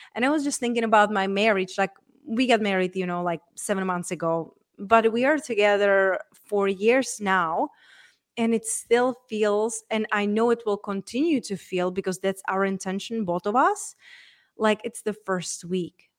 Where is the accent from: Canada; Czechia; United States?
Czechia; moved away; So, I was raised and born in Czech Republic.